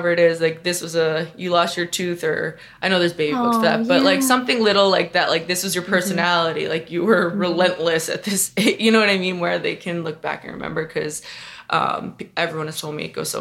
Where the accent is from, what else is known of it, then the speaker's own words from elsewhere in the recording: Long Island, New York, United States; moved away; also born or lived in Montana; my family's in New York. I grew up on Long Island.